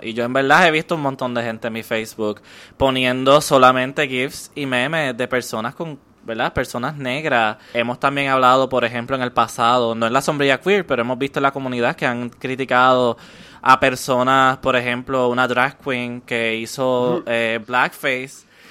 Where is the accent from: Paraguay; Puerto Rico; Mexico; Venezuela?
Puerto Rico; todos los puertorriqueños somos personas negras porque todos somos descendientes afrocaribeños